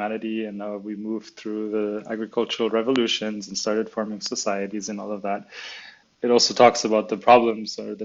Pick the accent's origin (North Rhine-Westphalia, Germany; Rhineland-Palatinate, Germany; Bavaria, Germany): Bavaria, Germany; Munich; also born or lived in China / Spain / New Zealand; I was born in Munich, in Germany, where the business is also located. But when I was 9 years old, we moved to China with the family